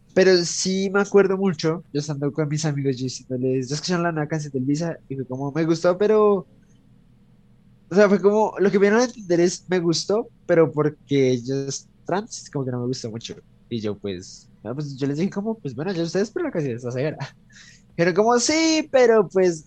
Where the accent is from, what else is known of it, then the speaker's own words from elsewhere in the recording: Colombia; nosotros como colombianos